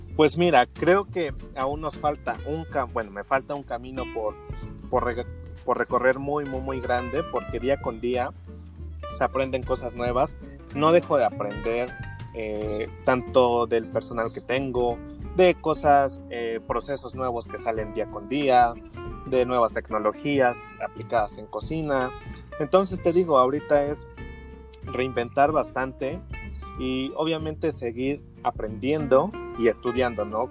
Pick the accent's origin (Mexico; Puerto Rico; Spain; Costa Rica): Mexico; como mexicanos